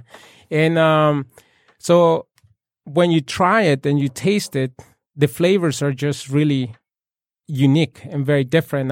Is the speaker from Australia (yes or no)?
no; Puebla, Mexico; moved away; I was born and raised in Puebla